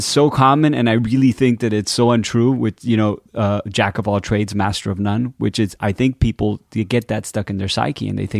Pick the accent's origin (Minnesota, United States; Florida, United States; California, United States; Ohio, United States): Florida, United States; Miami; born and raised in Miami. My parents are Cuban. They came from Cuba in the late 50s.